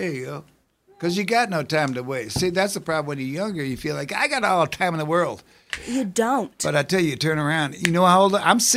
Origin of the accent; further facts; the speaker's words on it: Evanston, Illinois, United States; now in Richmond, United States; I was born, I grew up in Evanston, Illinois, which is uh, the, the, the most the immediately suburb of, of Chicago. So I, I tell I grew up in Chicago